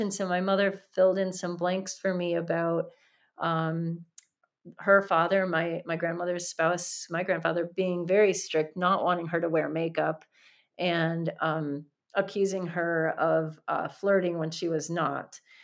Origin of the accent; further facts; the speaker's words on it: Chicago, Illinois, United States; Chicago as a setting um, because that's my hometown